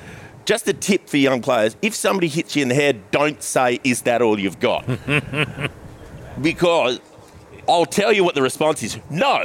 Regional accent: Perth, Western Australia, Australia; moved away as an adult; also born or lived in New South Wales; now in Sydney, Australia; I'm from Perth

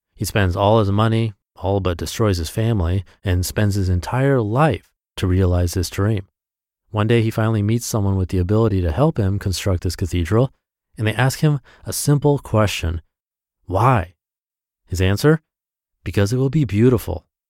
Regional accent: Washington, United States; now in California, United States; I was in my hometown

